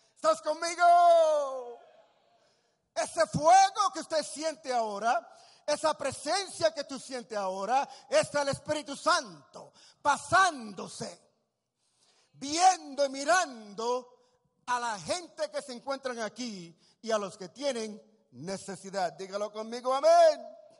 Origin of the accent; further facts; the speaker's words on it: Puerto Rico; also born or lived in Tacoma, Washington, United States; nací puertorriqueño